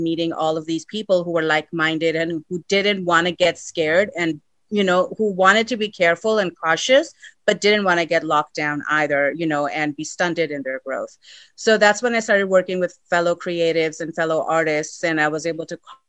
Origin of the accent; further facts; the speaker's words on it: Sacramento, California, United States; moved away as an adult; also born or lived in India; now in Los Angeles, United States; I was born in India, but then I grew up in Sacramento.